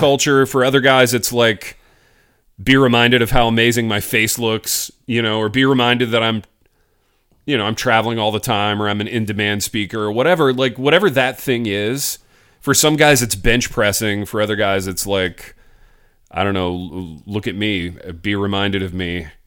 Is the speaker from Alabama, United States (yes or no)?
no; Hartford City, Indiana, United States; I start going to this gym in my hometown. Hartford City, Indiana.